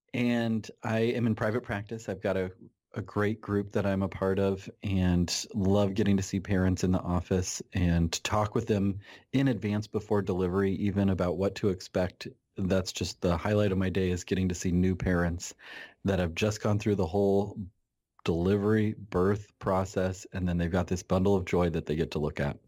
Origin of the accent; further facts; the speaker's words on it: Nebraska, United States; I am a, uh, pediatrician in Nebraska. I grew up in my home, or I grew up here where I'm working. I'm back in my hometown